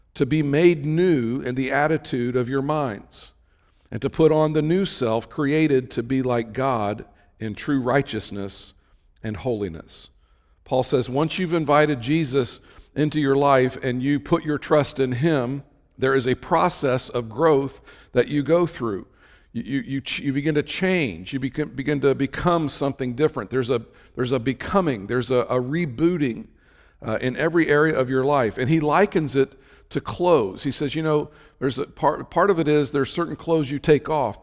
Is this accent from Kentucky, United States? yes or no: no; Cincinnati, Ohio, United States; I'm from the Cincinnati area